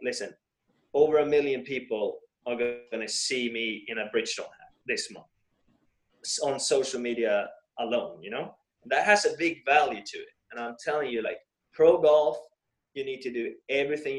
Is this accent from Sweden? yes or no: yes; Stockholm, Stockholm County, Sweden; I grew up in Sweden, Stockholm, Sweden